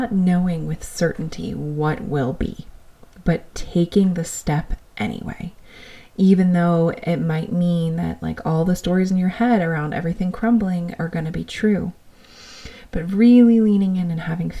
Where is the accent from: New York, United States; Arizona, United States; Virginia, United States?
New York, United States; being this New Yorker